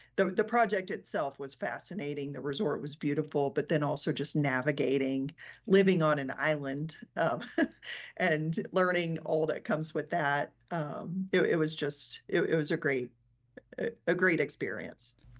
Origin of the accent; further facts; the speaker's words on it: Mountain Home, Arkansas, United States; moved away as an adult; now in Denver, United States; born and raised in Arkansas